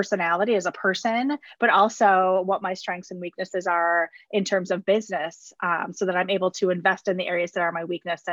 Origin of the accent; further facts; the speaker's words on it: Wisconsin, United States; I was born and raised in Wisconsin.